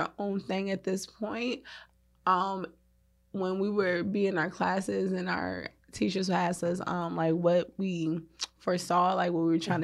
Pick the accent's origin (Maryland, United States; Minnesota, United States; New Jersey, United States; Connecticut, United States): Maryland, United States; I'm from Maryland